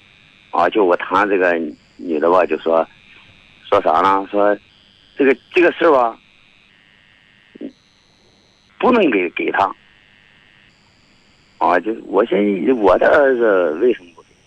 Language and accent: Chinese; Hebei, China; accent: Hebei dialect; 那咱们河北话也可以讲